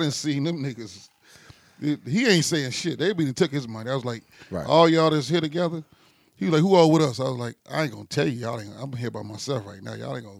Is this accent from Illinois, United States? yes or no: yes; Chicago, Illinois, United States; I'm from Chicago, man.